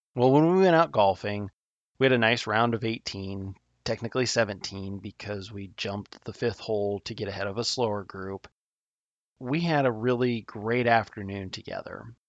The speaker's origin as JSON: {"language": "English", "region": "Nebraska", "country": "United States", "said": "my home state of Nebraska"}